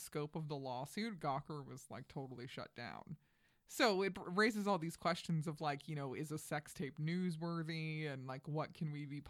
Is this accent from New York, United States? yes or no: yes; Flushing, New York, United States; now in New York, United States; Right. Yeah. No, I'm from Queens. I'm from Flushing. But my parents, my dad was from Williamsburg, Brooklyn, and my mm-hmm. mom was from the Bronx.